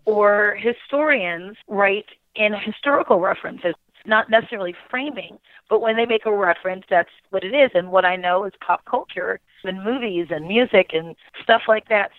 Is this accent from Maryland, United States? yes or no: yes; Baltimore, Maryland, United States; I grew up in Baltimore City